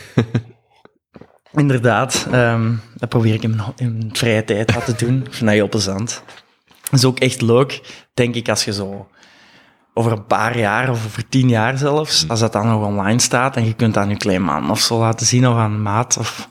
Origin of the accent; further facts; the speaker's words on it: Mol, Flanders, Belgium; moved away as an adult; also born or lived in Leuven / Antwerp; ben afkomstig van de Kempen, van Mol, opgegroeid